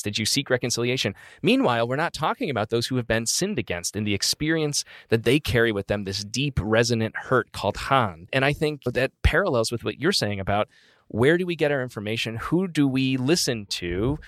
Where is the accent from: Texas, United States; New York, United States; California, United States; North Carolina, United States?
New York, United States; Utica; moved away; Utica, New York, my hometown.